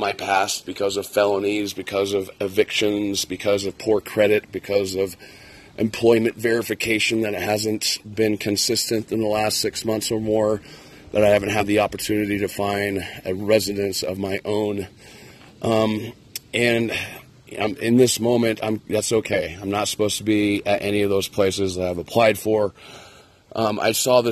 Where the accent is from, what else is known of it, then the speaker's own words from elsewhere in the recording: near Red Rocks, Colorado, United States; I grew up near Red Rocks, Colorado, in the foothills